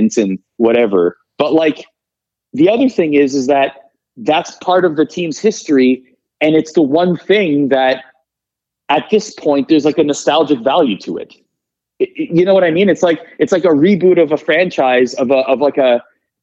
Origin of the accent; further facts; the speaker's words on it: Toronto, Ontario, Canada; I grew up in Toronto